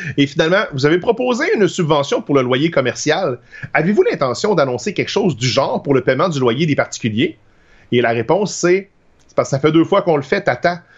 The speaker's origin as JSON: {"language": "French", "town": "Trois-Rivières", "region": "Quebec", "country": "Canada", "said": "je viens de Trois-Rivières, puis ma famille est à Lac Mégantic"}